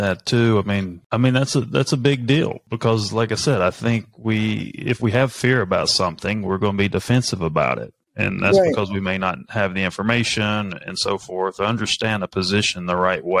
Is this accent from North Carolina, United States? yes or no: yes; North Carolina, United States; born there; because I was born in North Carolina, and my dad was from New Jersey.